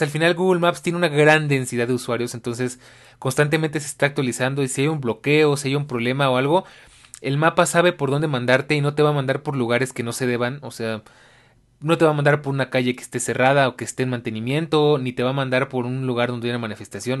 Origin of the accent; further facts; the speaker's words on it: Mexico City, Mexico; como latinoamericano, como ciudadano de la Ciudad de México y como pues mexicano